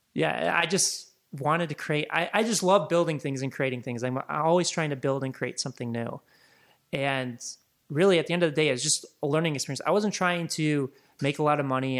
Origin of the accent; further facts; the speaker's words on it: Chicago, Illinois, United States; moved away as an adult; also born or lived in Laguna; now in Los Angeles, United States; I grew up in Chicago, and grew up there until I was about twenty-two, twenty-three, and, and moved out to Los Angeles in two thousand five